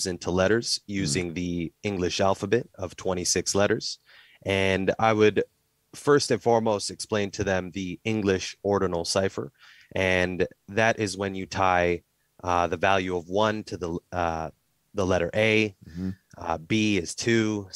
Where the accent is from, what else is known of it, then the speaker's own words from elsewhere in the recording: Canada; I'm from Canada